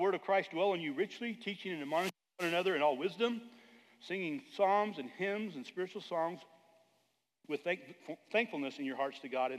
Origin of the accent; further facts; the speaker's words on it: Arizona, United States; back in the day in the 70s when I was growing up in Arizona